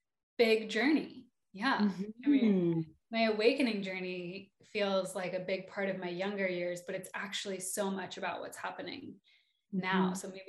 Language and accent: English; Ojai, California, United States; I came from Ojai, California, which is a magical, magical valley.